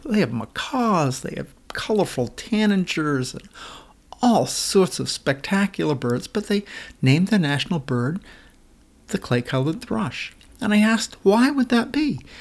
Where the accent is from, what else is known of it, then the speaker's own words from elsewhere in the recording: Maine, United States; also born or lived in Washington state; now in Washington, United States; I grew up in Maine and now live in Washington state